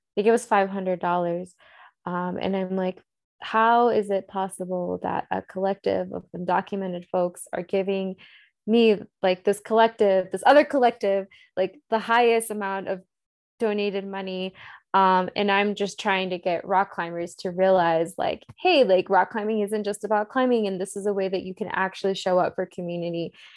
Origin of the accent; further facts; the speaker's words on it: the South, United States; growing up in the South